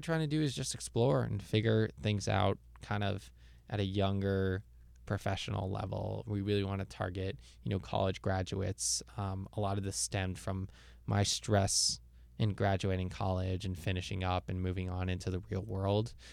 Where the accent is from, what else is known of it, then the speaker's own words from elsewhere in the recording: Jerusalem, Jerusalem District, Israel; moved away as an adult; also born or lived in Toronto, Canada; now in United States; I was born in Toronto, grew up in Jerusalem, Israel, and recently I've been living in the US.